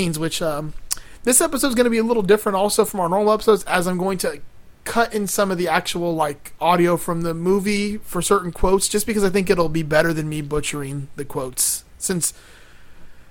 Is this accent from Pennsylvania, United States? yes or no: no; Miami, Florida, United States; now in Gainesville, United States; growing up in Miami and being a Miami Hurricane fan... And now living in Gainesville